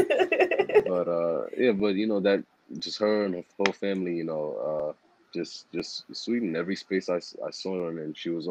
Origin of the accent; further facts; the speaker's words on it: New York City, New York, United States; I grew up in Harlem